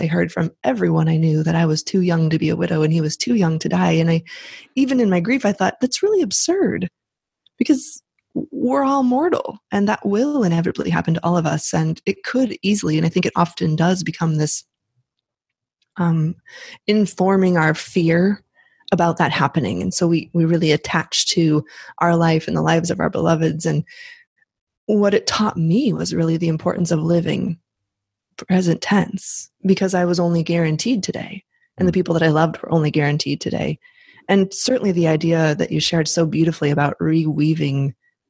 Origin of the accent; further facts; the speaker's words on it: Midwest, United States; accent: Midwest; moved away; my Midwest accent